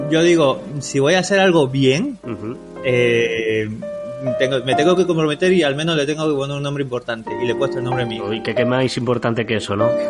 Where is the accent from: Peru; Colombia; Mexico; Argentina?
Peru; now in Spain; Mira, yo vengo de Perú, ¿vale? Yo llevo bastantes, bastantes años aquí ya en España, ya casi 17 años. Y lo que y lo bueno de esto es de que yo ya no tengo acento peruano.